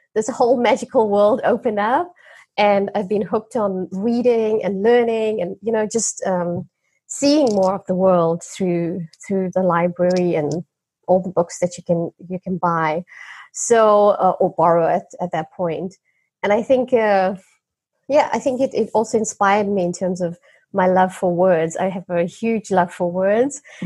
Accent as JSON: {"language": "English", "country": "South Africa", "tie": "born or raised there", "said": "growing up in South Africa was quite strange because it was still an apartheid"}